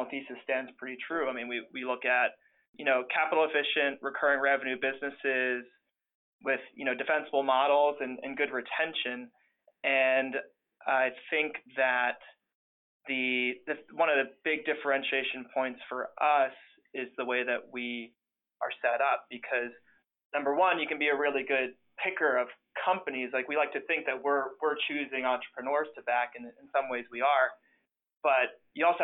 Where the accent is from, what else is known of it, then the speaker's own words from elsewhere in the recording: Pittsburgh, Pennsylvania, United States; I grew up in Pittsburgh